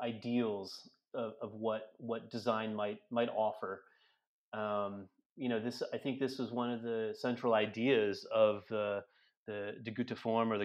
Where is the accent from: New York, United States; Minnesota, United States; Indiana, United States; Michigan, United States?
Michigan, United States; Detroit; I grew up in Metro Detroit